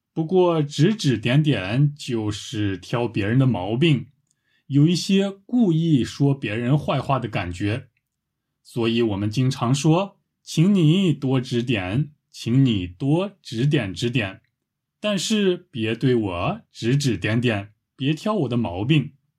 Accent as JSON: {"language": "Chinese", "country": "China", "said": "我是个中国人"}